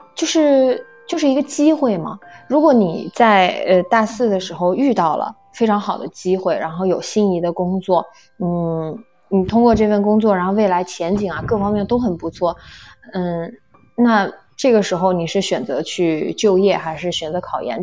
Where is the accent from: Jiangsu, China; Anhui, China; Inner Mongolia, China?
Jiangsu, China; Nanjing; 我的家乡是南京